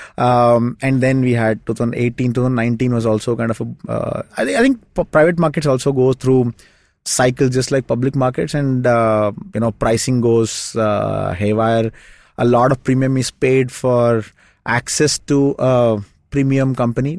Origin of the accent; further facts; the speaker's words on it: Shimoga, Karnataka, India; moved away; my hometown, it's a small town called Shimoga